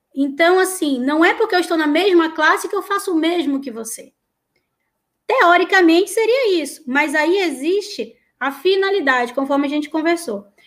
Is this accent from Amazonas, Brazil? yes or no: yes; Manaus, Amazonas, Brazil; moved away; also born or lived in Amapá; Eu sou do norte, é, e eu morei muito, eu sou de Manaus, mas eu morei muitos anos no Amapá